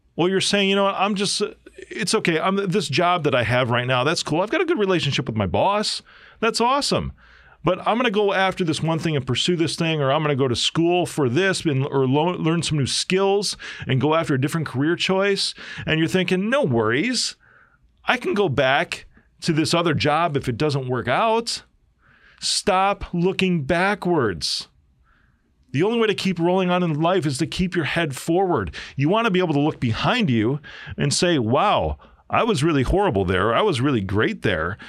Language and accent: English; Chicago, Illinois, United States; I'm from Chi-Town. I'm a South Sider